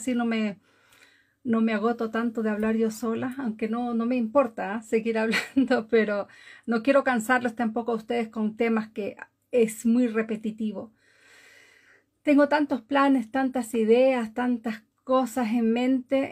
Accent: Galápagos, Ecuador; now in Norway; Vivo en Noruega desde hace muchísimos años, pero nací en Galápagos, Ecuador.

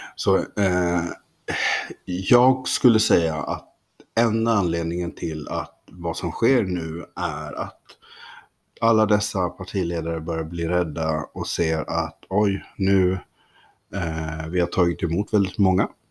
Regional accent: Kalmar County, Sweden; moved away; uppe på norra Öland där jag växte upp.

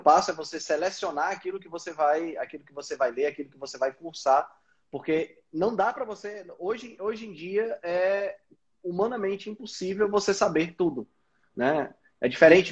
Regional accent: Northeast Region, Brazil; sou daqui do Nordeste do Brasil, estou aqui em Fortaleza

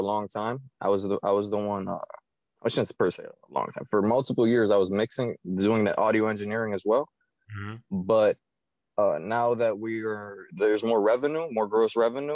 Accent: Miami, Florida, United States; I was born and raised in Miami, Florida

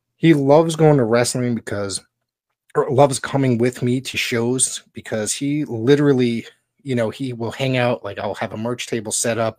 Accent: Woodbridge, Connecticut, United States; I grew up in Woodbridge, Connecticut.

